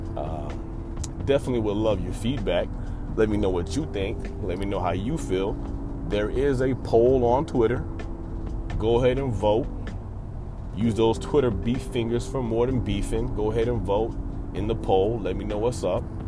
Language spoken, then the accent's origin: English; United States; we as Americans